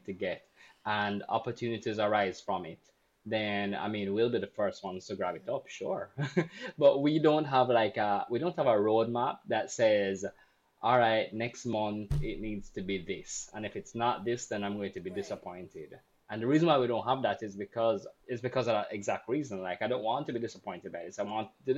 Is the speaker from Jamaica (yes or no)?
yes; Jamaica; I'm Jamaican and I actually can't speak any Spanish